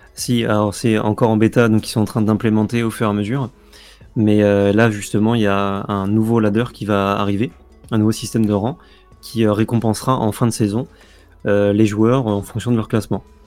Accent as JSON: {"language": "French", "country": "France", "said": "on est français"}